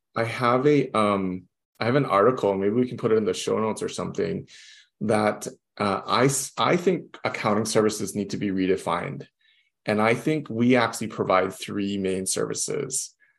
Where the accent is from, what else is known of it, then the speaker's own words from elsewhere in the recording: Hawaii, United States; also born or lived in Las Vegas / Houston / San Francisco; I'm from Hawaii, born mm-hmm. and raised in Hawaii